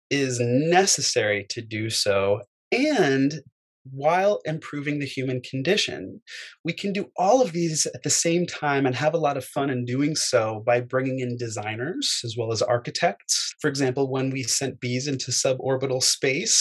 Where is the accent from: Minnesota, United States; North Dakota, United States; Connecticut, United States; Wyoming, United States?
Connecticut, United States; Fairfield; also born or lived in Manhattan, New York; I was born in Manhattan, and I grew up in Fairfield, Connecticut